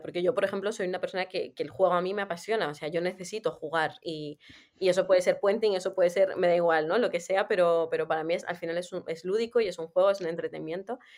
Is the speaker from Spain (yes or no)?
no; Armenia; moved away; yo soy de Armenia